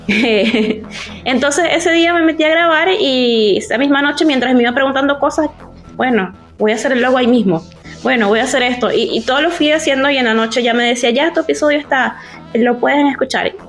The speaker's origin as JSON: {"language": "Spanish", "country": "Venezuela", "moved": "as an adult", "lives_now": "Chile", "said": "estoy, viviendo en Chile desde hace siete años, pero soy venezolana"}